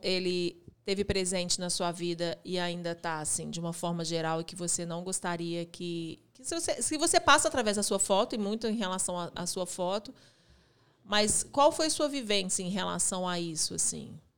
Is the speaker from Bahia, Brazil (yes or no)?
no; Belo Horizonte, Minas Gerais, Brazil; a gente é daqui de Belo Horizonte